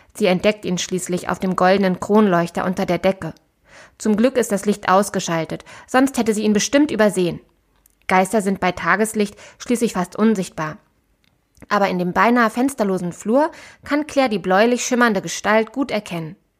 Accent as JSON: {"language": "German", "town": "Braunschweig", "region": "Lower Saxony", "country": "Germany", "moved": "yes", "lives_now": "Hannover, Germany", "said": "Eigentlich komme ich aus Braunschweig, aber jetzt wohne ich schon längere Zeit hier in Hannover"}